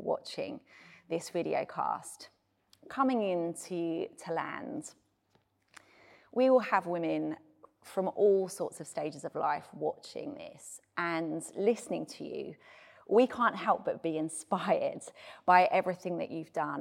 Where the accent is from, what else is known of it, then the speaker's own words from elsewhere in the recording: United Kingdom; being British